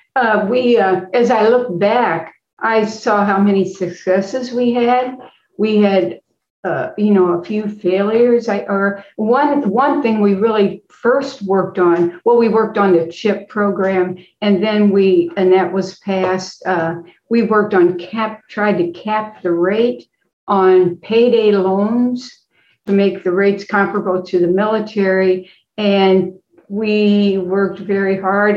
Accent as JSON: {"language": "English", "town": "Effingham", "region": "Illinois", "country": "United States", "moved": "as an adult", "lives_now": "St. Louis, United States", "said": "I am from uh, Effingham, Illinois, and uh, came to St. Louis"}